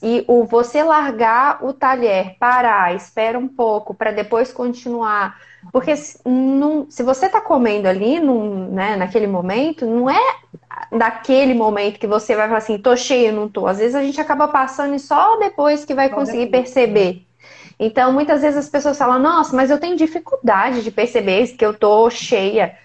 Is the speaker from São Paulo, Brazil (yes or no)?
no; Ubá, Minas Gerais, Brazil; now in Ribeirão Preto, Brazil; Eu sou de Ubá, vizinha quase